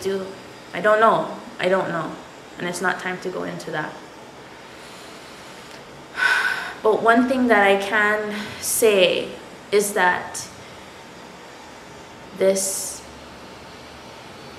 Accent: Hawaii, United States

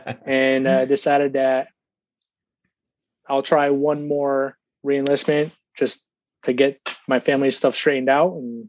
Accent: Massachusetts, United States; moved away as an adult; I'm originally from Massachusetts.

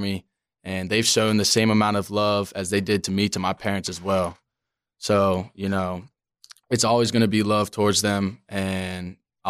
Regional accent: Maryland, United States; I come from Maryland, haven't lived in Florida my whole life

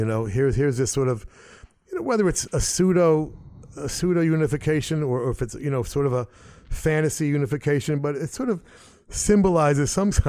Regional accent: United States; especially as an American.

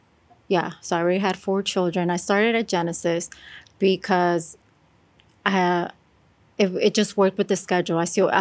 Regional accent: California, United States; moved away; I'm from California.

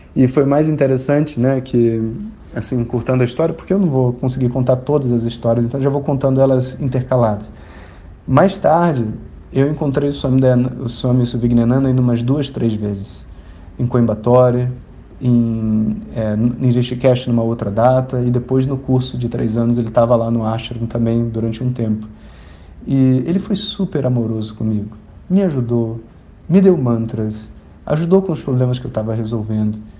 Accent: Rio de Janeiro, Brazil; eu sou carioca

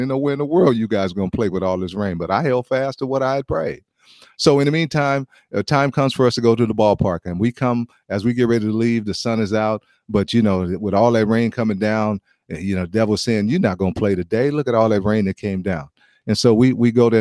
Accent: United States; as an American

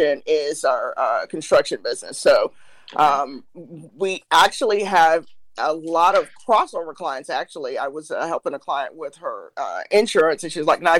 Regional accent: Ohio, United States; I was raised in Ohio, but all my mom's people are from Alabama

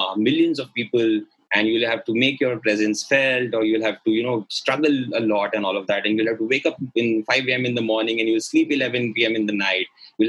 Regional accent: Ahmedabad, Gujarat, India; moved away as an adult; now in Mumbai, India; my hometown is in Gujarat. It's a state, and my city is Ahmedabad. And I've been in Bombay for the last 7 years now.

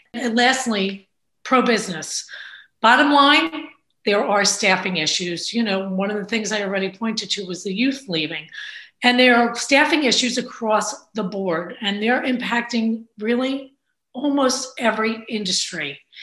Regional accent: Bayonne, New Jersey, United States; now in New Providence, United States; I am a Jersey girl through and through. I grew up in Bayonne

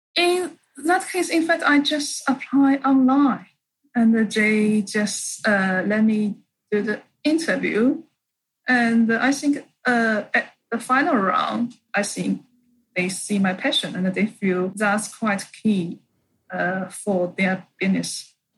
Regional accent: Shanghai, China; moved away as an adult; also born or lived in Canada; back to my hometown, Shanghai

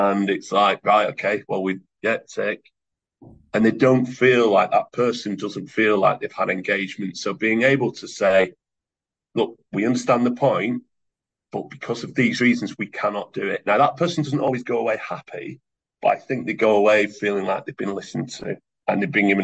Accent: Oldham, North West England, United Kingdom; I'm from Oldham, so I look and sound like a number of people across the table from me in Oldham

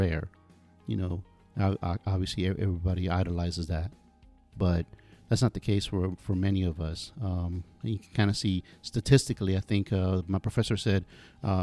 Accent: Miami, Florida, United States; moved away as an adult; also born or lived in Gainesville; now in Pensacola, United States; I'm from Miami

